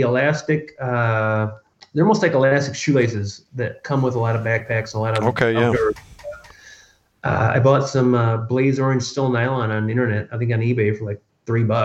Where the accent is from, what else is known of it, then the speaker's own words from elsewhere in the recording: Michigan, United States; I grew up in Michigan